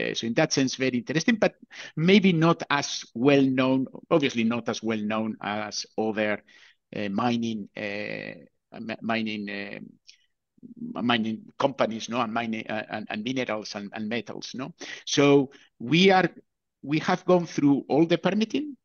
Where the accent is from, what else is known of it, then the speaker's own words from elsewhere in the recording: Bilbao, Basque Country, Spain; moved away; I come originally from Bilbao